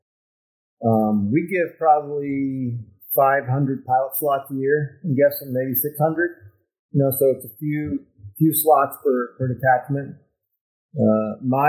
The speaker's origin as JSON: {"language": "English", "region": "Northern Virginia", "country": "United States", "tie": "born or raised there", "said": "I grew up in Northern Virginia."}